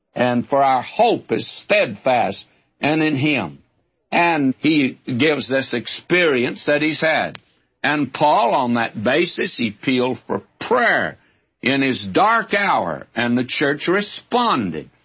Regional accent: the South, United States; I'm a Southerner

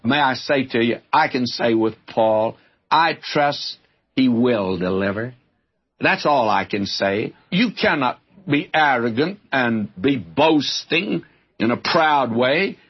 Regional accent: the South, United States; I'm a Southerner

